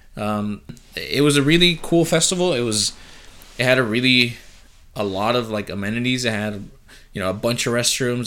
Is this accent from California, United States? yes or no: yes; San Diego, California, United States; also born or lived in Chula Vista; I'm from San Diego.